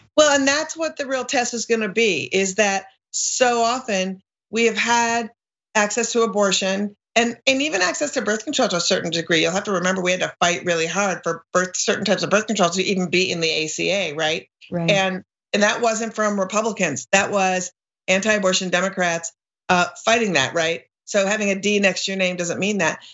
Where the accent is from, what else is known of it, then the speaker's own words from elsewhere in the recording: Minneapolis, Minnesota, United States; now in Brooklyn, United States; I grew up in Minneapolis and I live in Brooklyn, both